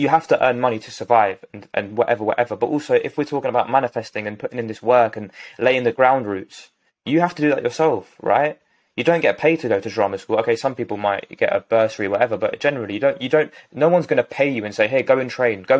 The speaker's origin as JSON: {"language": "English", "region": "London", "country": "United Kingdom", "tie": "born or raised there", "said": "from West London. I was going to say my hometown"}